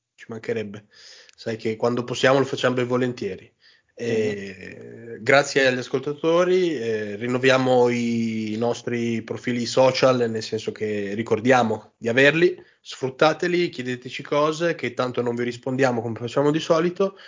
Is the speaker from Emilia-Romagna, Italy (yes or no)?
yes; Modena, Emilia-Romagna, Italy; io sono di Modena